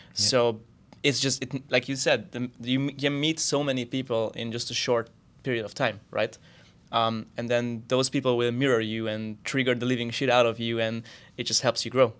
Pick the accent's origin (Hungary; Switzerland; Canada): Hungary; moved away as an adult; also born or lived in Austria; now in Barcelona, Spain; I grew up in Hungary